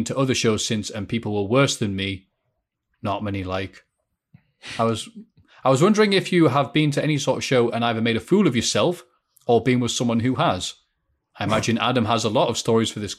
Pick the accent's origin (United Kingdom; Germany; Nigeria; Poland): United Kingdom; me being a British dude